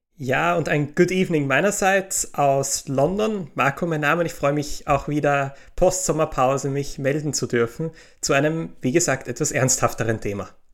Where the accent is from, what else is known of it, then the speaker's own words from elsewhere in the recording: Austria; in Österreich, in meinem Heimatland